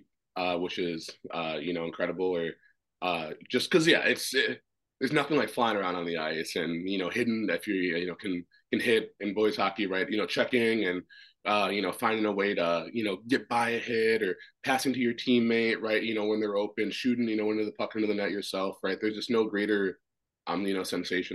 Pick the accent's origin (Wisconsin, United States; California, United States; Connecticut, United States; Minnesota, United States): Minnesota, United States; also born or lived in Washington, D.C., United States; I was adopted from Washington, D.C., and then to Minnesota, and then started skating when I was 3 years old